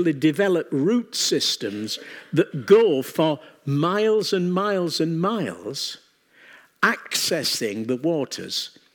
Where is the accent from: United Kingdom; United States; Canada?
United Kingdom; England; we come from England